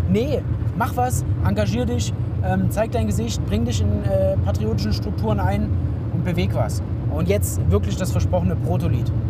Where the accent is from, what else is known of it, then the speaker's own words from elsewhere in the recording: Germany; ich bin halt deutscher Jugendlicher